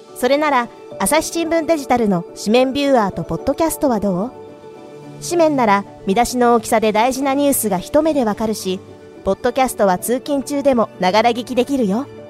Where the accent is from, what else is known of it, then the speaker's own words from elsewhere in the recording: Osaka, Japan; 私は大阪府の出身